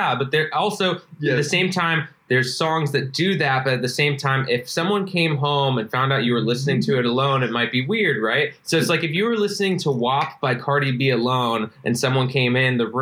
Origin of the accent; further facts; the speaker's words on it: Kansas City, Missouri, United States; moved away; growing up in Kansas City